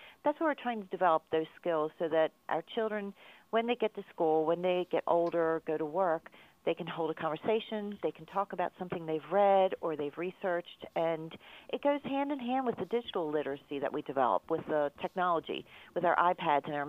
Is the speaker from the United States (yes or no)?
yes; Baltimore, Maryland, United States; accent: Baltimore; my Baltimore accent